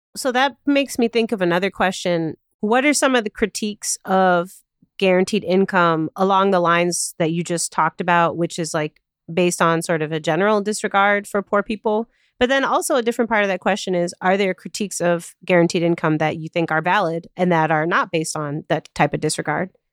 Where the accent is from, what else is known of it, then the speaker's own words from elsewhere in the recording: Chicago, Illinois, United States; I live and work in Chicago, my hometown